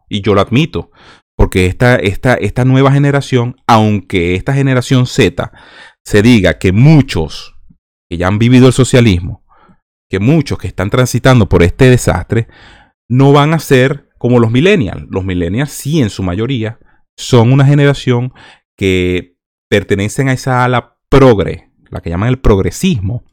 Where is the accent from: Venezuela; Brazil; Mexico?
Venezuela; Nosotros los venezolanos